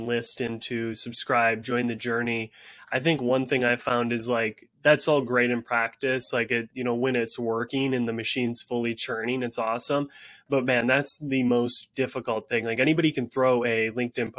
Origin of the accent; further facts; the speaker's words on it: Upper Peninsula, Michigan, United States; I grew up in Michigan, the Upper Peninsula